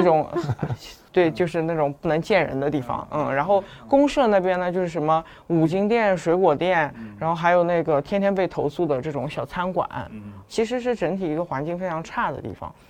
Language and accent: Chinese; Shanghai, China; 但是我是土生土长上海人嗯，嗯，嗯。然后我又是在同济这个圈子里一面直在长嗯。大的